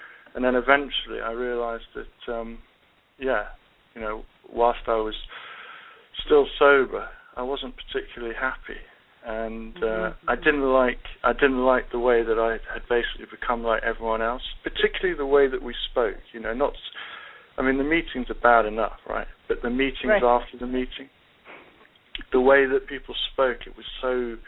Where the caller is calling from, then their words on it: United Kingdom; I wish I was from Ohio, but it's Mike that's in Ohio, and I'm in the UK.